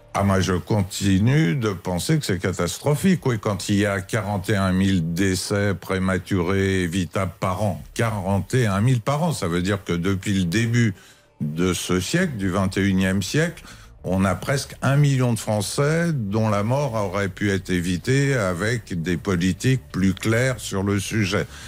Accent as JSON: {"language": "French", "country": "France", "said": "tout en étant français"}